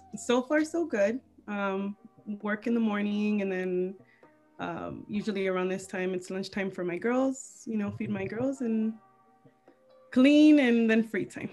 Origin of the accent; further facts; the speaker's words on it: Wilmington, United States; moved away as an adult; now in Palmdale, United States; originally I'm um, you know from Wilmington